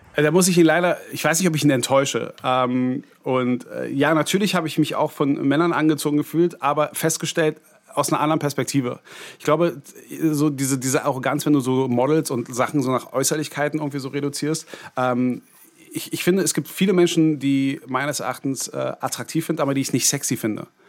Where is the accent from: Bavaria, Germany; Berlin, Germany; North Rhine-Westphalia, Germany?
Berlin, Germany; ich ja gebürtiger Berliner war